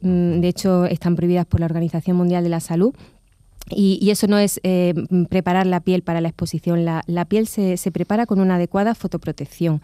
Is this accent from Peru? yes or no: no; La Carolina, Andalusia, Spain; soy de La Carolina y allí también ejerzo la dermatología